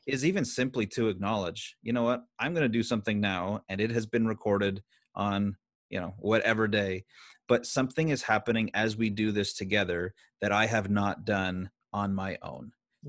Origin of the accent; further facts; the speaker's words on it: Canada; as a Canadian citizen.